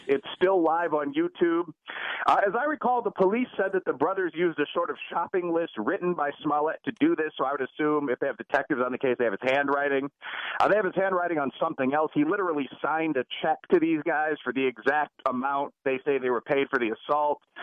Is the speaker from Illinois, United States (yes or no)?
yes; Chicago, Illinois, United States; I'm from Chicago.